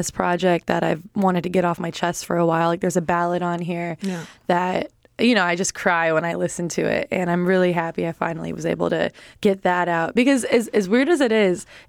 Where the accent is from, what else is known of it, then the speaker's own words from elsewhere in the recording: Milwaukee, Wisconsin, United States; moved away; also born or lived in Chicago, Illinois; Milwaukee artists, which is like my hometown